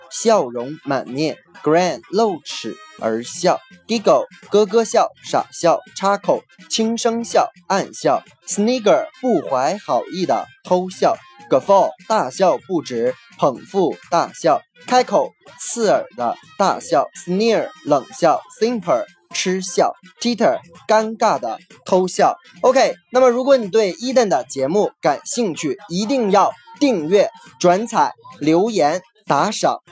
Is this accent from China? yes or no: yes; Northeast China, China; 有点像我们东北话说的